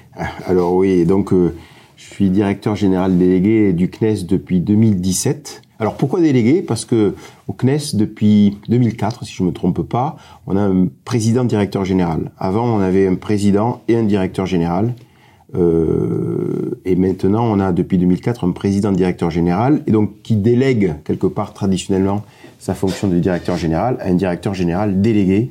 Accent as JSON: {"language": "French", "town": "Montpellier", "region": "Occitania", "country": "France", "tie": "born or raised there", "said": "je suis de, Montpellier, j'ai grandi à Montpellier."}